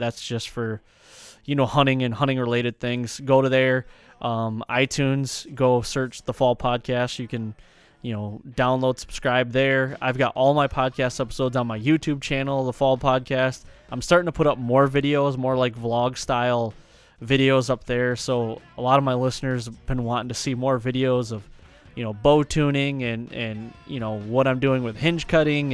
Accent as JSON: {"language": "English", "region": "Michigan", "country": "United States", "tie": "born or raised there", "said": "growing up in Michigan and having that tradition"}